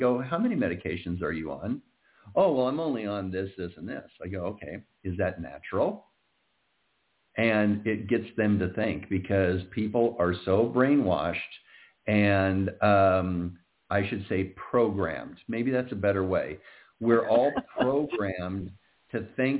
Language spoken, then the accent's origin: English; Iowa, United States; moved away; I'm originally from Iowa